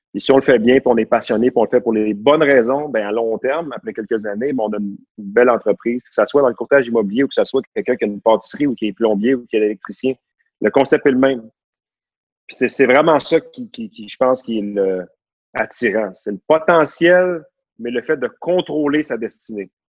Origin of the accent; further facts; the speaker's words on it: Laval, Quebec, Canada; je suis né à Laval, j'ai grandi à Laval, à Vimont, proche de la Cité de la Santé